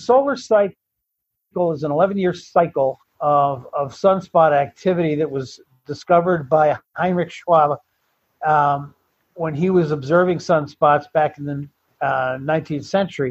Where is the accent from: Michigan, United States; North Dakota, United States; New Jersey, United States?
Michigan, United States; Bloomfield; moved away as an adult; also born or lived in Walled Lake, Michigan / Arizona; Originally, I'm from Michigan and from Bloomfield, Michigan. That's where I grew up as a high schooler. Before that, it was out in Walled Lake, Michigan